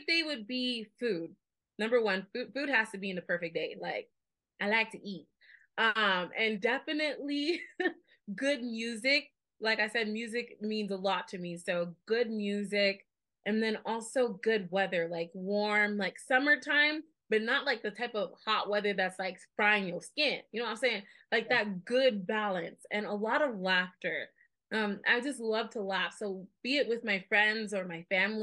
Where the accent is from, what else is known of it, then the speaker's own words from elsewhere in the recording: Las Vegas, Nevada, United States; I'm from born and raised in Las Vegas, Nevada